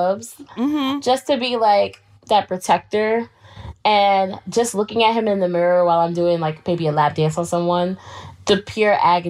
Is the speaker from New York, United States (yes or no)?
yes; Queens, New York, United States; Always was traveling throughout the boroughs because I'm from Queens.